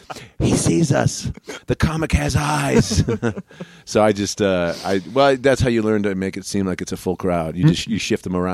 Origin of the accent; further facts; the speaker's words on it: Cleveland, Ohio, United States; also born or lived in Lafayette, Indiana; I'm from Cleveland, Ohio.